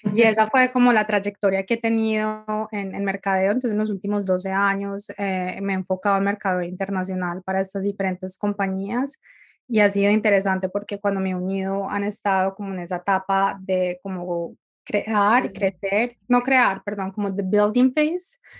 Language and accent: Spanish; Medellín, Antioquia, Colombia; moved away as an adult; also born or lived in California; now in Dublin, Ireland; soy colombiana de Medellín, pero llevo viviendo afuera bastante tiempo